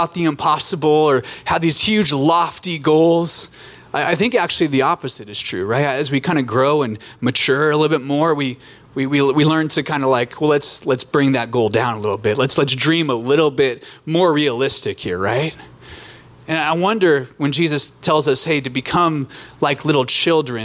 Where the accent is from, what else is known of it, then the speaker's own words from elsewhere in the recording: Alaska, United States; moved away as an adult; also born or lived in Orange County, California; I grew up in Alaska, born and raised